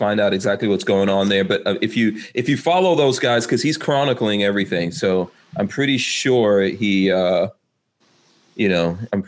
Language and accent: English; New York City, New York, United States; I'm from Queens myself, Far Rockaway.